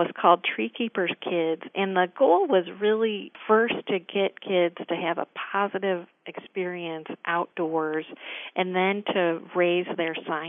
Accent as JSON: {"language": "English", "town": "East Lansing", "region": "Michigan", "country": "United States", "tie": "born or raised there", "said": "I grew up in East Lansing, the home of Michigan State University."}